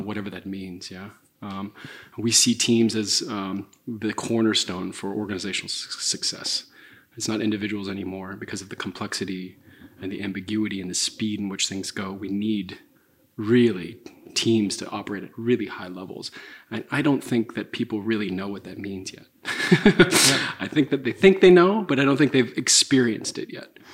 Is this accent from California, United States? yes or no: yes; Santa Clara, California, United States; moved away as an adult; also born or lived in San Francisco; I was born and raised in Santa Clara